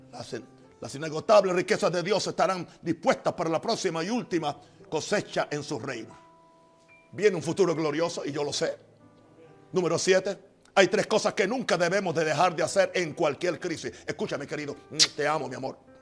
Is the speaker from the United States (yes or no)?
yes; United States; moved away; yo soy americano, yo soy gringo, como ustedes dicen. Yo conozco la cultura de mi país